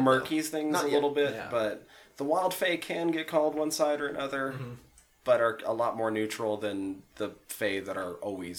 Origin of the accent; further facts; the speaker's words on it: small town Montana, United States; in my hometown growing up